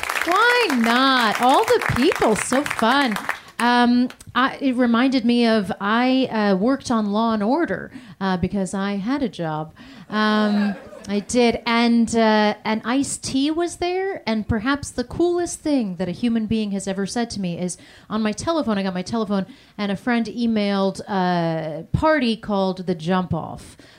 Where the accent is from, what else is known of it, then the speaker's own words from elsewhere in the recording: United States; accent: American; My cousins make fun of my American accent, though, because they all have British accents. They still live there.